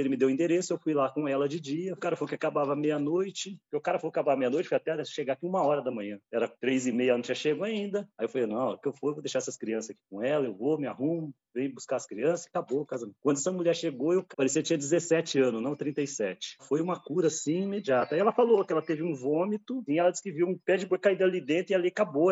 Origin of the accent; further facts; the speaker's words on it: São José do Rio Preto, São Paulo, Brazil; moved away as an adult; now in Sorocaba, Brazil; Eu era bem interior, de São José do Rio Preto, minha cidade natal.